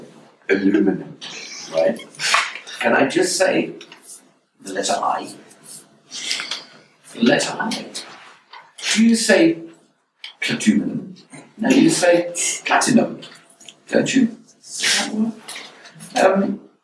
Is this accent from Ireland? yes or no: no; England, United Kingdom; moved away as an adult; now in United States; being English over here